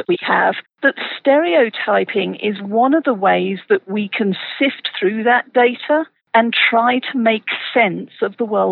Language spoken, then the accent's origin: English; United Kingdom; moved away as an adult; now in Colorado, United States; I'm originally from the UK